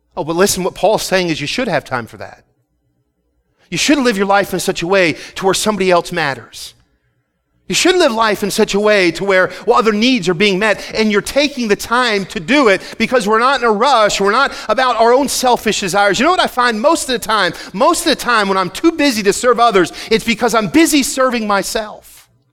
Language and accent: English; Philadelphia, Pennsylvania, United States; moved away as an adult; I grew up right in Philly